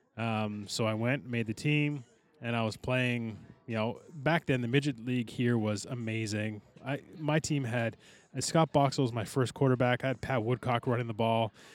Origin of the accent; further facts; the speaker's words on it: Aylmer, Quebec, Canada; we grew up in Elmer